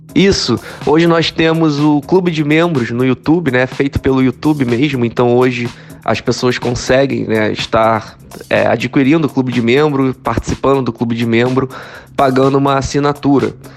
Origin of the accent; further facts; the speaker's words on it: Rio de Janeiro, Brazil; sou natural do Rio de Janeiro